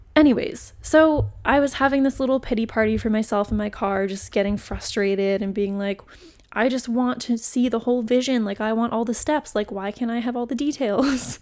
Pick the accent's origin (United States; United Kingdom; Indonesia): United States; New England; moved away; also born or lived in Florida; I'm from New England originally, and we did not say y'all in New England, let me tell you. We said you guys